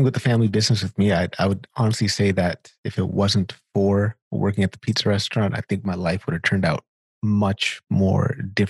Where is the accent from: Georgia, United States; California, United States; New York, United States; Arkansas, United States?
California, United States; Sacramento; moved away as an adult; now in Winnipeg, Canada; So I'm from Sacramento, California.